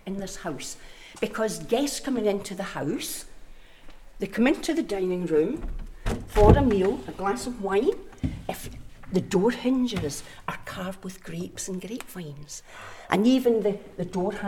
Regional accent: Glasgow, Scotland, United Kingdom; moved away; also born or lived in Isle of Bute; Me being a Glaswegian

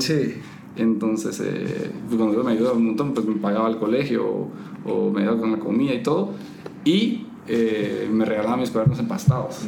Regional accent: Puerto Barrios, Izabal, Guatemala; yo nací en, en Izabal, en Puerto Barrios, en Izabal

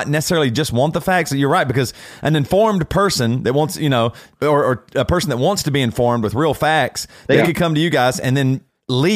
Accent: South Carolina, United States; I'm from South Carolina.

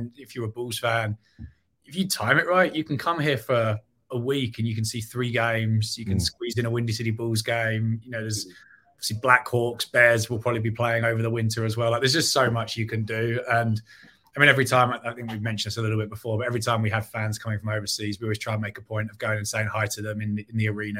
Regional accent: England, United Kingdom; moved away as an adult; now in Chicago, United States; not from Chicago originally, was born and raised in England

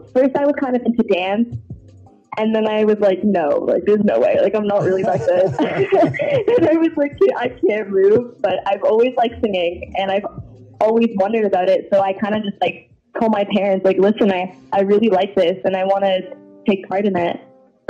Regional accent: Toronto, Ontario, Canada; Yes, I am.

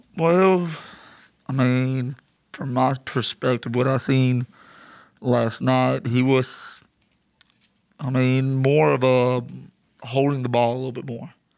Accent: Michoacán, Mexico; now in Charlotte, United States; I'm from Mexico, and I'm also from Michoacan

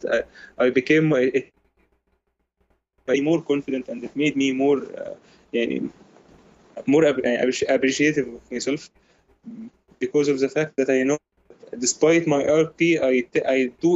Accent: Egypt; I am from Egypt, by the way. I was born in the 1997.

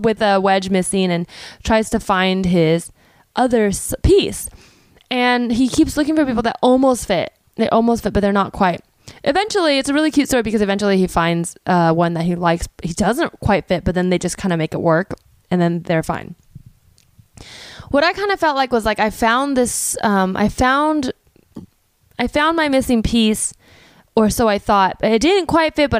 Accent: Palo Alto, California, United States; I grew up in Palo Alto, which is a town in the Bay Area

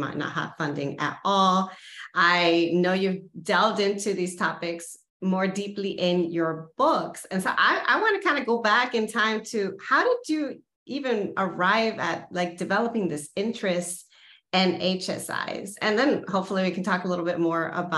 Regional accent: the San Fernando Valley, California, United States; I'm from the Valley. I know CSUN. I grew up in a predominantly brown community.

